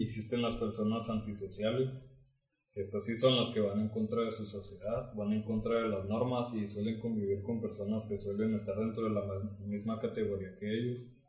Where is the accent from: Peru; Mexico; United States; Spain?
Mexico; no sea originario de aquí